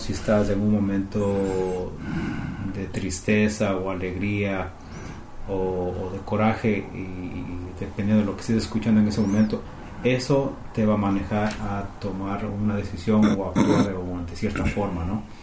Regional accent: Quito, Pichincha, Ecuador; also born or lived in Canada; now in Toronto, Canada; somos del Ecuador, de Quito

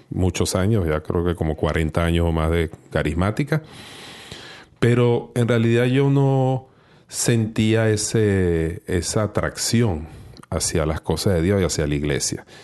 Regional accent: Venezuela; yo soy de, Venezuela, y en mi país, pues era un hombre bastante alejado del Señor, bastante alejado de la iglesia.

